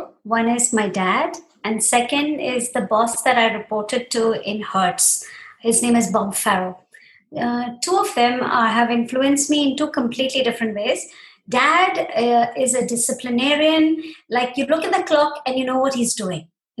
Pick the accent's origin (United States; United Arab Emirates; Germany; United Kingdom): United Arab Emirates; Dubai; we grew up in Dubai. I mean, I grew up in Dubai